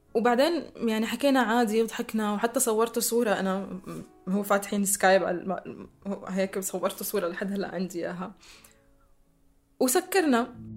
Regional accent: Damascus, Damascus Governorate, Syria; سوريا هي البلد اللي عشت فيه واللي ربيت فيه واللي درست

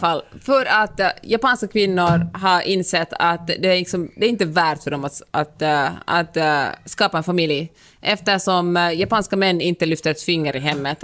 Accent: Finland; now in United States; jag är finländare och lever i USA.

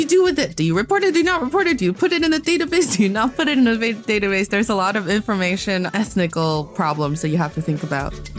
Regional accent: Northeast China, China; also born or lived in Beijing, China; I am from the northeast part of China

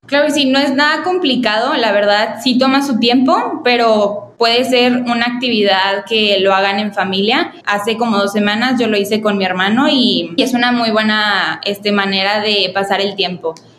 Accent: Mexico; nosotros los mexicanos

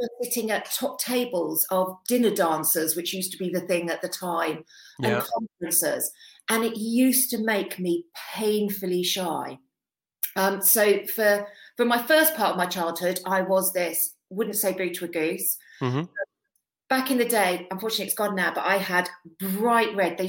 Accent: London, United Kingdom; accent: Cockney; moved away; also born or lived in United States; From London originally. Traveled all over the world, but London has always been my home

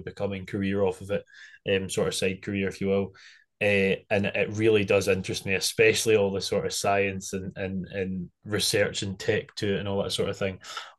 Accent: Arran, Scotland, United Kingdom; moved away; I'm from Arran, so... When I was back for summer last year, I had a bit of a shot and I absolutely loved it.

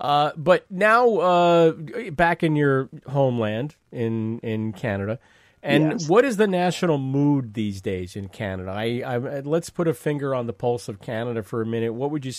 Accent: United States

